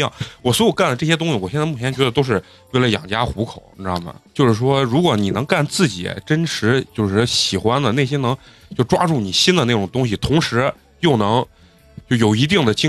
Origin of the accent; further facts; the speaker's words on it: Xi'an, Shaanxi, China; moved away as an adult; now in Beijing, China; 我家老家是西安的。来北京没多长时间，